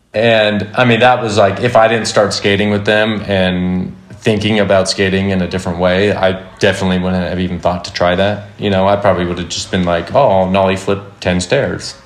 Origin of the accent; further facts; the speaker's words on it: Simi Valley, California, United States; I grew up in Simi Valley, California. I still live here. I've never moved